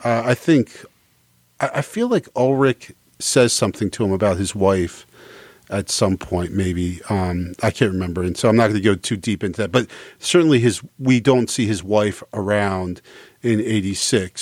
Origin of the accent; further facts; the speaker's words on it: United States; as an American